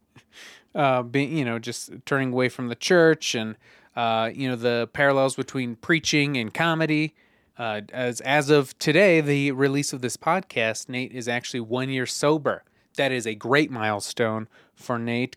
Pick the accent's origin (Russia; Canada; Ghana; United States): United States; Greeley, Colorado; We grew up in Greeley